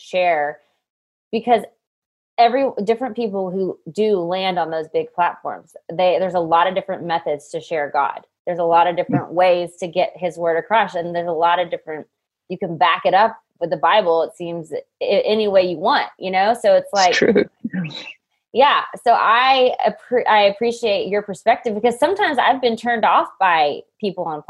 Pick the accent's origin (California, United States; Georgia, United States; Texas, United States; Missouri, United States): Texas, United States; Waco; now in Tennessee, United States; I grew up in Waco, Texas with David Koresh and the Branch Davidians